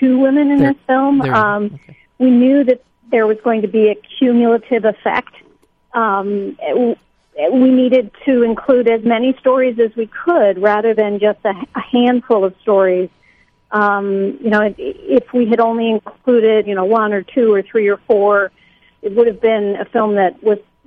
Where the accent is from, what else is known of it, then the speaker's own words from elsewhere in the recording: Missouri, United States; my home state of Missouri